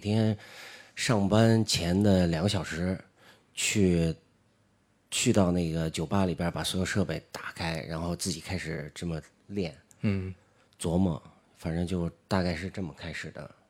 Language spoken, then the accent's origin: Chinese; Beijing, China; also born or lived in Yinchuan, Ningxia / Zhuhai; 算是在北京长大吧